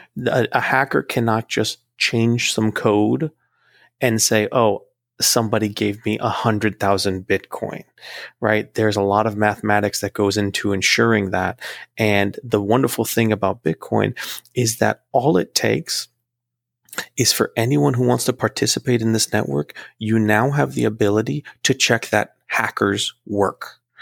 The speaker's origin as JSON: {"language": "English", "country": "United States", "tie": "born or raised there", "said": "I'm a United States American. I was born in the United States"}